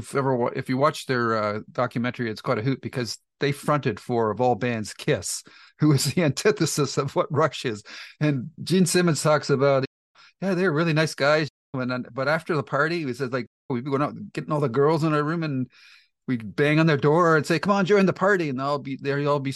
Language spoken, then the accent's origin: English; Canada; I'm a Canadian, so I'm prejudiced.